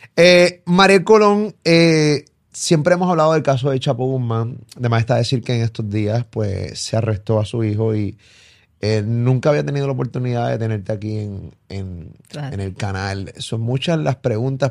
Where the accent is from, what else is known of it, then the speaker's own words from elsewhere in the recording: Carolina, Puerto Rico; yo me crié en Rolling Hills